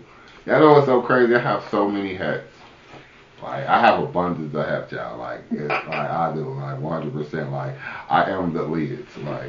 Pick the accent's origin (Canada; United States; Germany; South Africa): United States; Kansas City; Especially when Kansas City get it, I gotta get a hat because it's gonna be my hometown